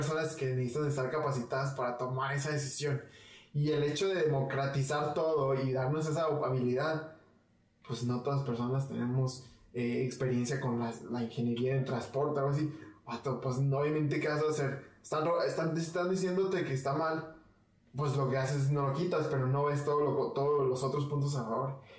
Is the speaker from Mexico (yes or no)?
yes; Mexico; Me interesa más mantener, mantener una unión eh, como mexicanos.